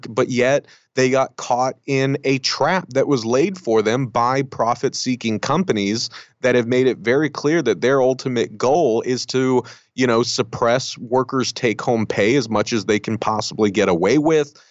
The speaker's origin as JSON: {"language": "English", "country": "United States", "said": "I grew up very conservative. Um, you know, I'm I'm Mexican American, um, and I look it right."}